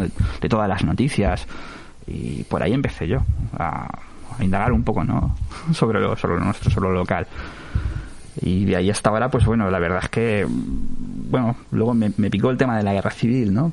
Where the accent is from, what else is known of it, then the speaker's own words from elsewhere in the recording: Valencian Community, Spain; soy nacido, yo nací en Valencia, en el hospital clínico, pero he residido aquí desde, desde aquel día